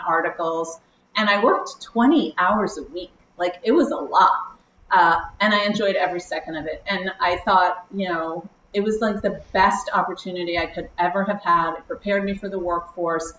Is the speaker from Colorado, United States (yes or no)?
no; New York City, New York, United States; I am from New York City